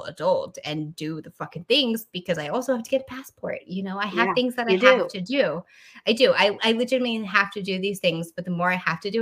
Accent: Texas, United States; This is the place that I grew up

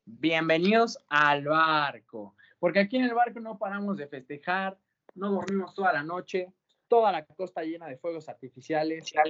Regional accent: Mexico; nuestro paisano, el señor del Vasco Aguirre

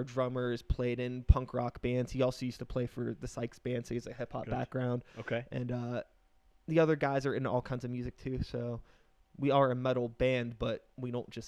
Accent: Wilkinsburg, Pennsylvania, United States; I grew up in Wilkinsburg.

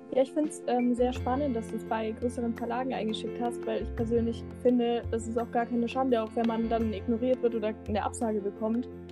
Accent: Münsterland, North Rhine-Westphalia, Germany; ich komme aus dem Münsterland.

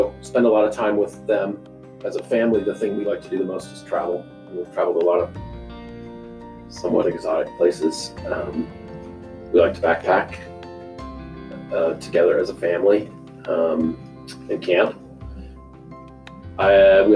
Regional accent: Madras, Oregon, United States; moved away as an adult; also born or lived in the Midwest; now in Meridian, United States; I grew up in a small town in Central Oregon called Madras

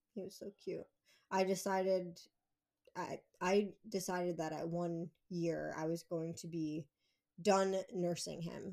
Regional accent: Pennsylvania, United States; moved away as an adult; I grew up here, so for me, it was moving back to my hometown

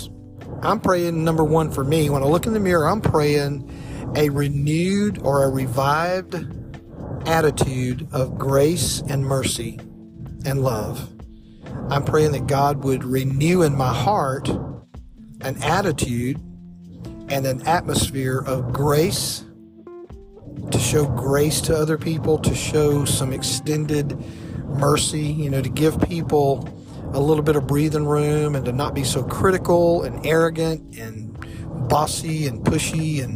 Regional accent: South Mississippi, United States; my evangelical tribe that I grew up in the Bible Belt, South Mississippi

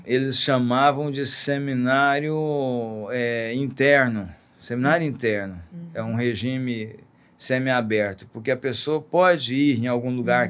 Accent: Joviânia, Goiás, Brazil; moved away; also born or lived in Belo Horizonte / Cesarina; sou goiano, então, vivendo no interior de Goiás, na cidade de Joviânia

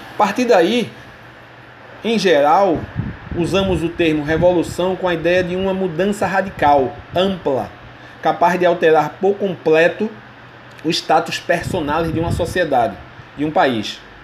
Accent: Brazil; Como brasileiro, muçulmano e professor

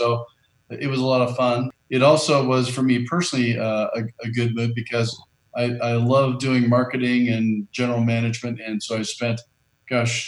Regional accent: Southern Indiana, United States; I grew up in Southern Indiana

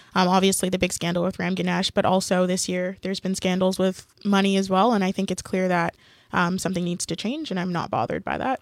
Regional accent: Canada; we're all Canadian and all have gone through the education system

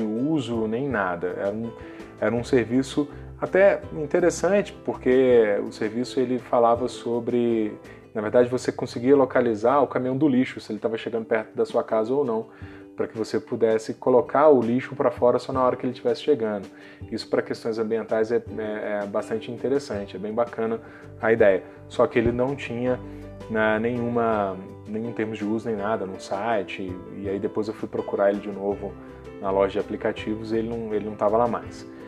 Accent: Juiz de Fora, Minas Gerais, Brazil; da minha cidade natal, que é Juiz de Fora, né, no interior de Minas Gerais

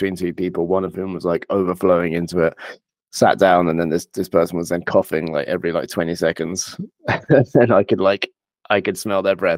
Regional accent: England, United Kingdom; I'm a player from England originally

